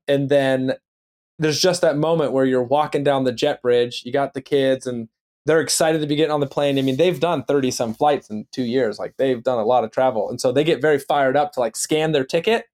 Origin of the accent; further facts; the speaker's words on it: Youngstown, Ohio, United States; now in Los Angeles, United States; I'm from Youngstown, Ohio.